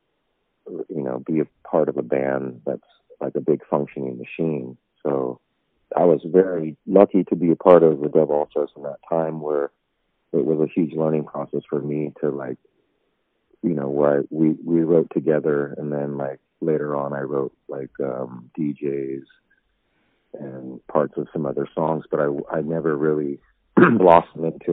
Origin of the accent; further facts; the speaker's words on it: Long Beach, California, United States; I've been, like, SoCal, like, my whole life. Long Beach, L.A. area.